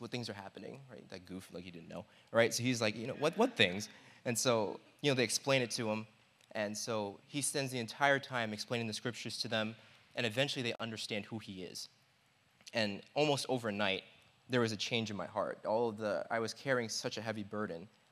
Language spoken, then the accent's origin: English; New York, United States; I'm from New York.